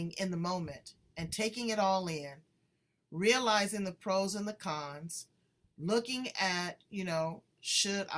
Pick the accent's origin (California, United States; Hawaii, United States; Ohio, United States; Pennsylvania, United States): California, United States; Los Angeles; I'm from